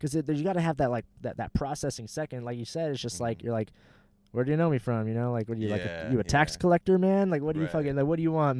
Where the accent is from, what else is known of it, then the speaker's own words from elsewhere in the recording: Fountain Valley, California, United States; my hometown in Fountain Valley.